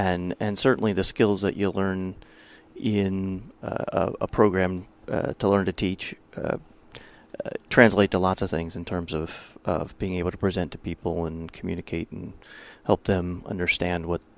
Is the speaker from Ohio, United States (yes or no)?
yes; Ohio, United States; I am from Ohio, yes.